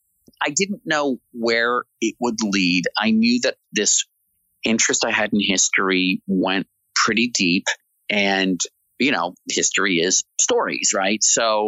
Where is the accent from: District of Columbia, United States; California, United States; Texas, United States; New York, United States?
District of Columbia, United States; Washington; I grew up in Washington, D.C., going to Mount Vernon, driving down into Virginia to Monticello.